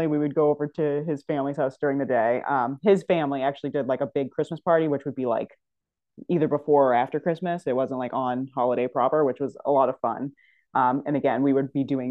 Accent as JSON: {"language": "English", "region": "Northeast", "country": "United States", "also_born_or_lived": "New Hampshire / Massachusetts", "said": "living in the Northeast"}